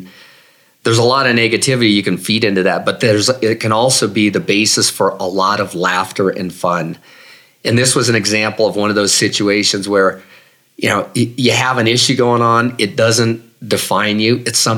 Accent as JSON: {"language": "English", "town": "Denver", "region": "Colorado", "country": "United States", "also_born_or_lived": "Boulder", "said": "I'm from Denver."}